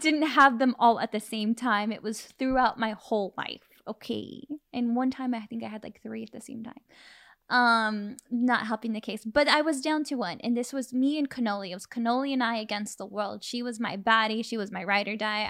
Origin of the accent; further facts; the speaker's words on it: Modesto, California, United States; moved away; I grew up in a small town in Northern California. Modesto